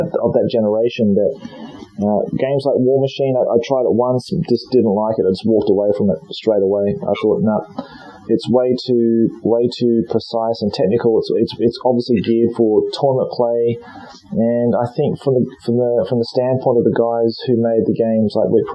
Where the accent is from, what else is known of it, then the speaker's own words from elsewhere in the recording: Australia; also born or lived in Nottingham; now in Japan; I'm Australian, mate.